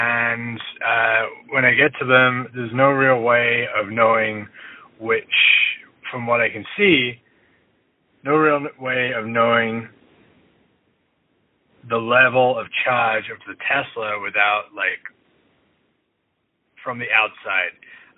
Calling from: Vancouver, British Columbia, Canada; I'm calling from Vancouver, Canada.

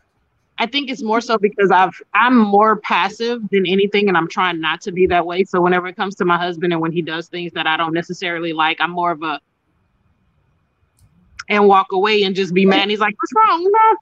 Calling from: Houston, Texas, United States; I am in Houston. I just walked out of my office so that I can speak loud.

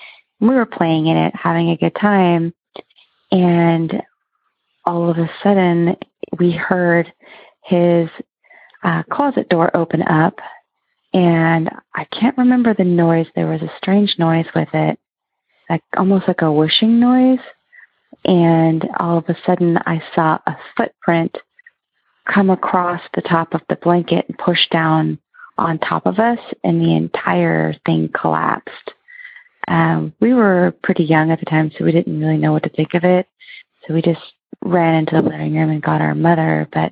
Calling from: Oregon, United States; I'm calling from Oregon.

